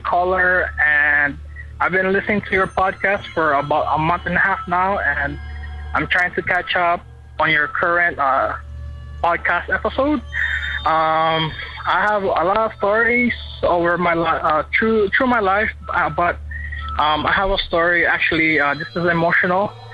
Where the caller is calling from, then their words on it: Honolulu, Hawaii, United States; I'm calling from Honolulu, Hawaii